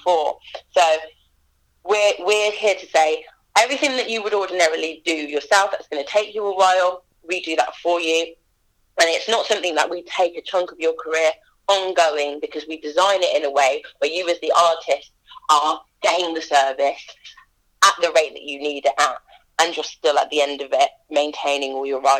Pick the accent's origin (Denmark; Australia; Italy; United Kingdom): United Kingdom; Leamington Spa, West Midlands; my hometown